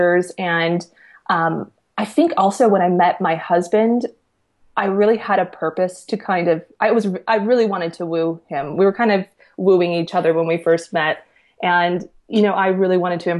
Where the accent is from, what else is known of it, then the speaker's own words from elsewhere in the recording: just outside of Detroit, Michigan, United States; I grew up in the Midwest. I grew up just outside of Detroit in Michigan.